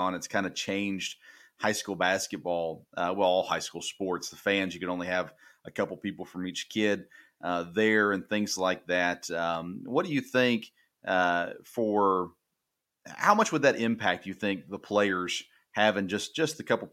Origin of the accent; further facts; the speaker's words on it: Tennessee, United States; moved away as an adult; now in Kentucky, United States; me growing up in Tennessee